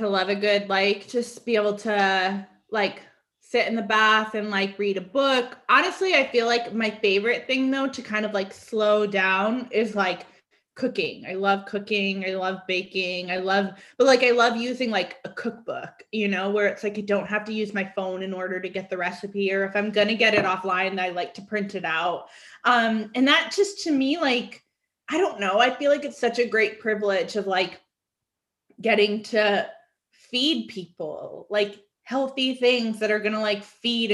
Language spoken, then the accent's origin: English; Connecticut, United States; now in Atlanta, United States; I grew up going to Vermont and Maine because I'm from Connecticut